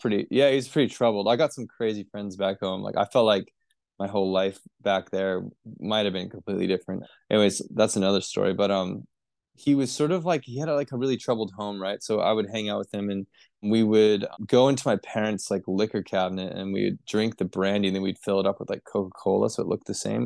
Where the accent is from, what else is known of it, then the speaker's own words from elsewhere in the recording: Vancouver, British Columbia, Canada; moved away as an adult; now in Northern Rivers, Australia; I was born in Vancouver, British Columbia, Canada.